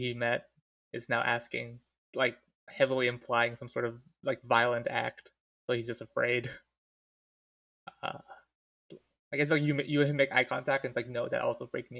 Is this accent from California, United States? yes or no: no; Pennsylvania, United States; Yeah, Pennsylvania.